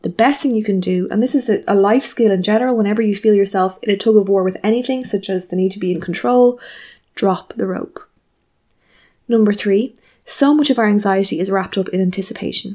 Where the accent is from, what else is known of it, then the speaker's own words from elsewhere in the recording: Ireland; as Irish people